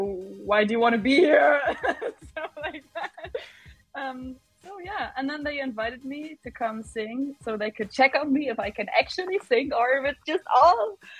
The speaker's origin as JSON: {"language": "English", "town": "Düsseldorf", "region": "North Rhine-Westphalia", "country": "Germany", "tie": "born or raised there", "said": "Eurovision once came to Düsseldorf, to my hometown, home city. So I was about, I don't know, 12, 13 or so"}